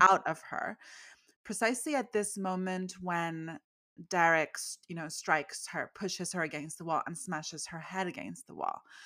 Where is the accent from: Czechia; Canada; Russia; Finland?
Canada; I grew up, like, in the eighties, and even though I'm Canadian, I'm totally, like, I was raised on American culture